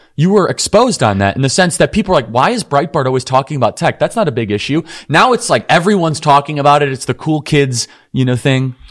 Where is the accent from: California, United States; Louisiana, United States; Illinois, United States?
Illinois, United States; Wheeling; I grew up in Wheeling.